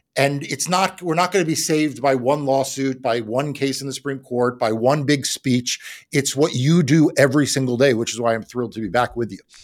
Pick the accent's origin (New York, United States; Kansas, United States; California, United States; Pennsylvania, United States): New York, United States; growing up in New York